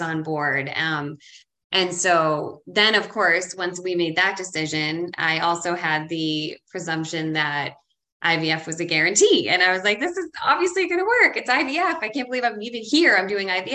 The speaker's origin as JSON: {"language": "English", "country": "Ireland", "moved": "yes", "lives_now": "Boston, United States", "said": "I'm from Ireland and I was raised Irish Catholic."}